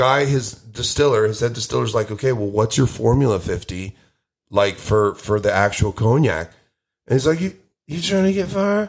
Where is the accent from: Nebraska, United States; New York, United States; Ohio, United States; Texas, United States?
New York, United States; Queens; No, I'm from Jamaica, Queens.